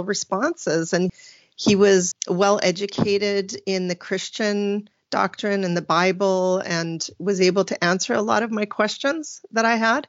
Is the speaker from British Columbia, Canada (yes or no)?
yes; Vernon, British Columbia, Canada; I call myself a BC girl, a British Columbia girl, because I was born and raised right in the Central Valley of the Okanagan in a place called Vernon